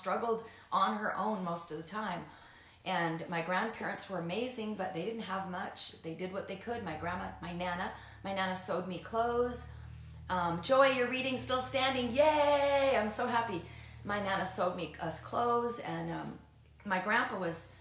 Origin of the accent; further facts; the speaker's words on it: Seattle, Washington, United States; I grew up in the Seattle area